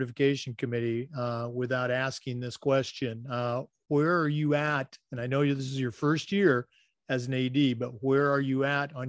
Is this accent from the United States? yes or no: yes; Oregon, United States; growing up in Oregon